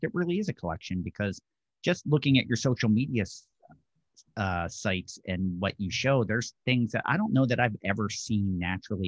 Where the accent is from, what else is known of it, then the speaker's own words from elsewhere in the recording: Bucks County, Pennsylvania, United States; growing up in Bucks County myself